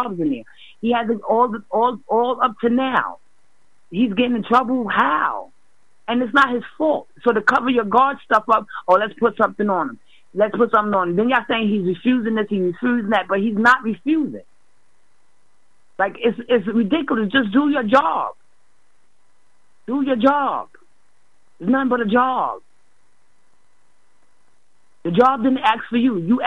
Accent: New York, United States; now in Massachusetts, United States; I'm ashamed to say I come from here.

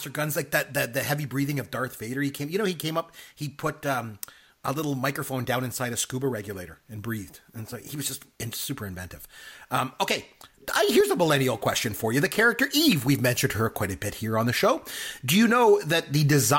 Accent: Canada; I'm Canadian

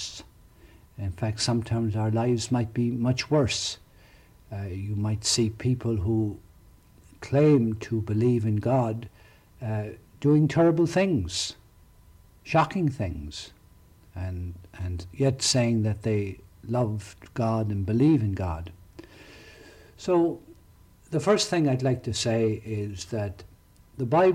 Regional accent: County Tipperary, Munster, Ireland; now in Ocala, United States; When I was growing up in County Tipperary

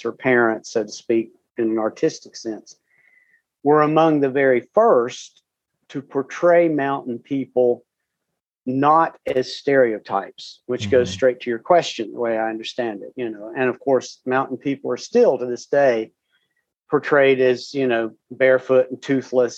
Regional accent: Southern Appalachia, United States

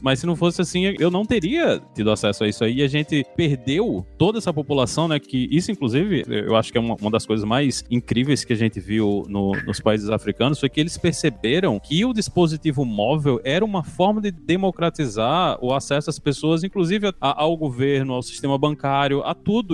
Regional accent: Rio Grande do Norte, Brazil; eu sou do, do Rio Grande do Norte

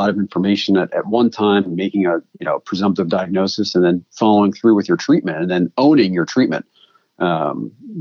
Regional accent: East Coast, United States; moved away; I come from the East Coast where please and thank you are optional.

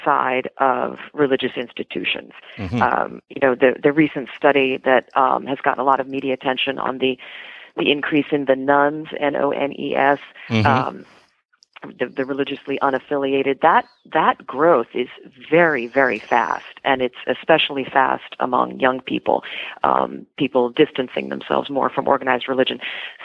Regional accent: East Coast, United States; I grew up on the East Coast

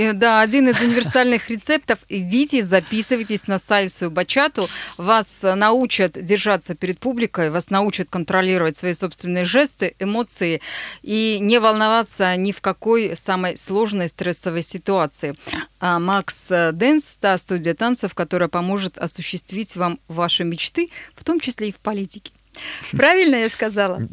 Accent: Nizhny Tagil, Sverdlovsk Oblast, Russia; moved away; открыть в моем родном городе танцевальную студию Max Dance

